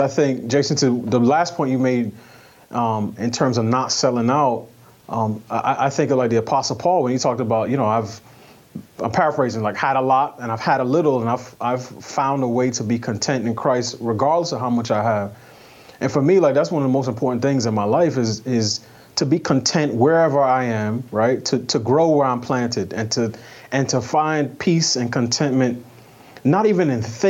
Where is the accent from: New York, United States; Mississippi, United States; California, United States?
New York, United States; I grew up in New York, so I'm familiar with the 5% nation